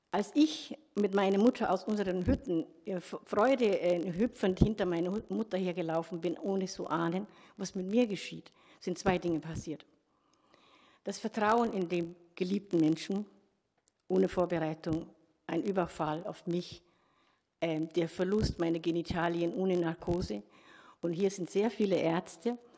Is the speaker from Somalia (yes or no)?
yes; Somalia; born there; ich bin in Somalia geboren, äh, 1964